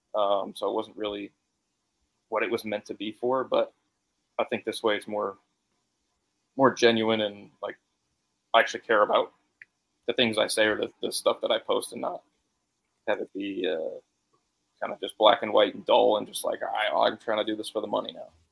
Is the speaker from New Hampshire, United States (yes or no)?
no; Connecticut, United States